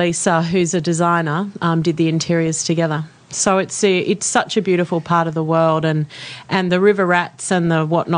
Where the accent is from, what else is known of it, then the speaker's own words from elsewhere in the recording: Sydney, New South Wales, Australia; Grew up in Sydney, born in the Crown Street Hospital, which no longer exists.